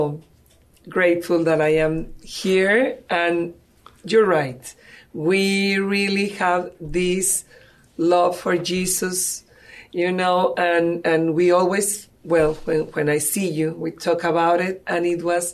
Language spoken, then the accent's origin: English; Mexico; English is a second language; moved away as an adult; now in San Antonio, United States; I am from Mexico. As you can see, English is not my first language, but I try. And I came to San Antonio in 2008.